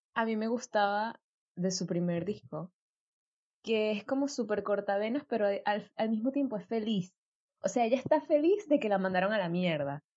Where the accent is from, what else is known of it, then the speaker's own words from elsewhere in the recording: Venezuela; moved away; nosotras somos venezolanas